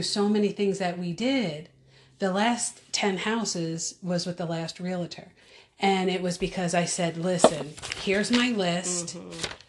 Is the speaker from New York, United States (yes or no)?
yes; Orange County, New York, United States; moved away as an adult; also born or lived in Pennsylvania; I was born and raised in Orange County, New York.